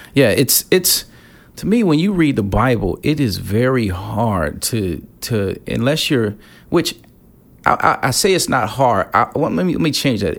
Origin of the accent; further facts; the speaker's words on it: Gary, Indiana, United States; now in Chicago, United States; I grew up in Gary, Indiana, right outside of Chicago.